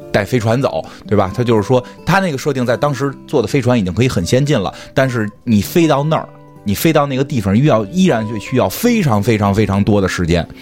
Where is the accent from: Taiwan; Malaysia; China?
China; 我们中国人